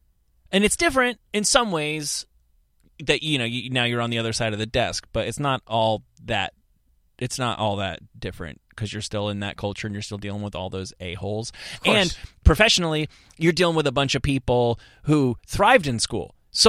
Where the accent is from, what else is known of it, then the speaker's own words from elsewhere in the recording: United States; Like, I thought I hated Russia because, you know, I'm all American